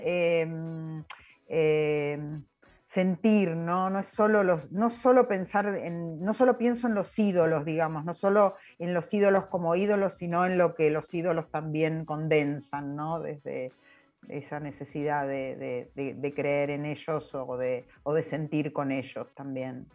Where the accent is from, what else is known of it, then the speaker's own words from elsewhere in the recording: Argentina; soy argentina